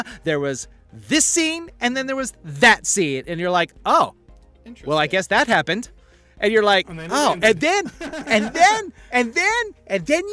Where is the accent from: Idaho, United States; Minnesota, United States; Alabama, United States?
Idaho, United States; Eastern; also born or lived in Montana; I'm from Montana, kind of. If nothing else, I'm from Eastern Idaho. I was born in Montana. I'm from Eastern Idaho.